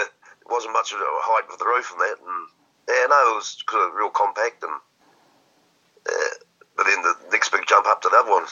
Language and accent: English; New Zealand